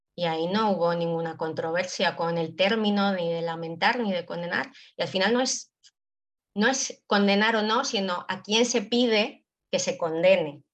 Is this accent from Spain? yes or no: yes; Basque Country, Spain; yo que soy vasca